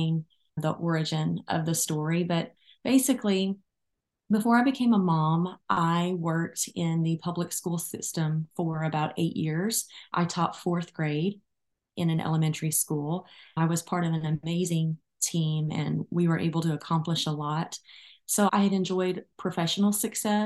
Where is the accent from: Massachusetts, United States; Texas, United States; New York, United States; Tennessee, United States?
Tennessee, United States; Arlington; I am from Arlington, Tennessee, which is a suburb of Memphis